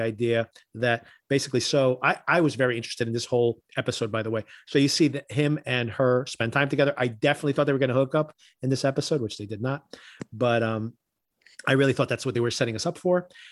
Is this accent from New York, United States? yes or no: no; Newark, New Jersey, United States; I grew up in Newark